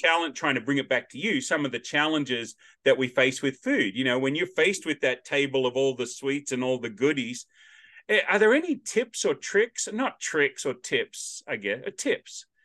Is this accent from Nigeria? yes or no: no; Australia; accent: Australian; now in Nashville, United States; I'm the only Australian accent around